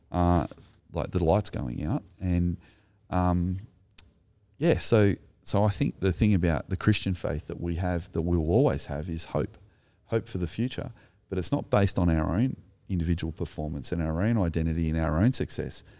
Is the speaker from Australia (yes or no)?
yes; Sutherland Shire, New South Wales, Australia; I'm Anglo, I'm from the Sutherland Shire